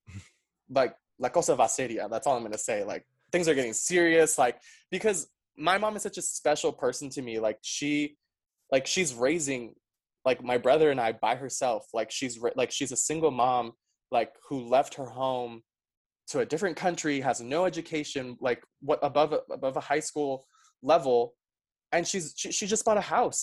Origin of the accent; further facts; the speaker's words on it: New York City, New York, United States; first language Spanish; English is a second language; also born or lived in Paraguay / Utah; I'm from New York City. Um, I was raised in Queens, very diverse neighborhood